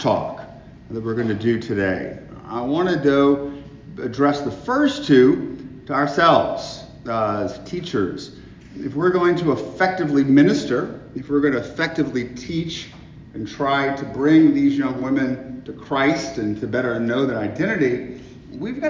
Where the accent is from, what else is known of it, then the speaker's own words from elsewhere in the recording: Lafayette, Louisiana, United States; I'm from Lafayette